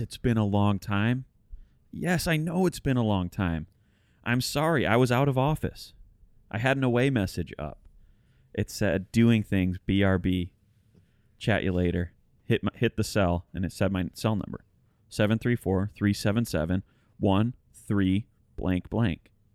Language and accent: English; Detroit, Michigan, United States; we're all from Detroit, Michigan